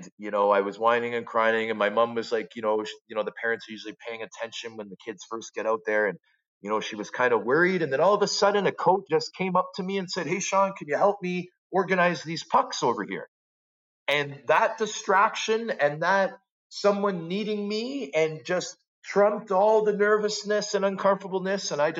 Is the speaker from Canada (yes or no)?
yes; Toronto, Ontario, Canada; also born or lived in Vancouver; a Canadian kid from Scarborough